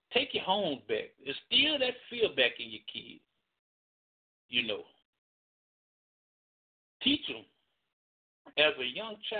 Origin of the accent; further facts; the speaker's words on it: Birmingham, Alabama, United States; I was raised in Kingston. Proud to say it. I ain't scared to say it. I was raised in Kingston.